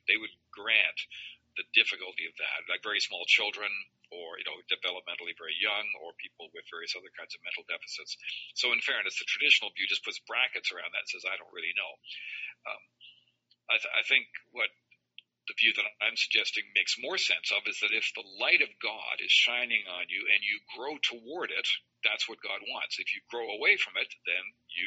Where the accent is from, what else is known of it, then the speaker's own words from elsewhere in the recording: Ontario, Canada; moved away as an adult; also born or lived in Alberta / Chicago / Iowa / Manitoba; I was raised in Ontario and went through public schools